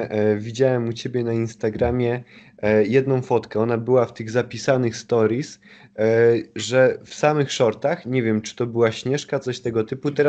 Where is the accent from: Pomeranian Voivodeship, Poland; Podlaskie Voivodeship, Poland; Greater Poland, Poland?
Pomeranian Voivodeship, Poland; Kashubia; now in Szczecin, Poland; ja wychowałem się na Kaszubach e, nad morzem